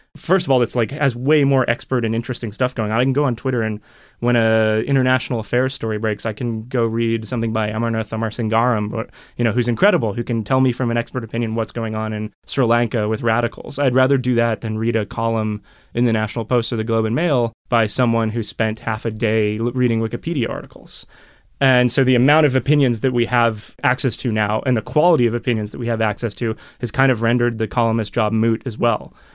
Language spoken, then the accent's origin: English; United States; also born or lived in Europe; now in Toronto, Canada; I had just moved to Toronto in twenty twelve from Europe for a few years, and I grew up in America.